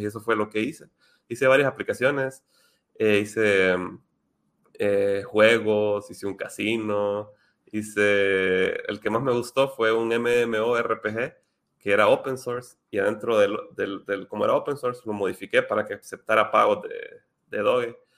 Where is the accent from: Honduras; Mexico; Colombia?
Honduras; yo soy de Honduras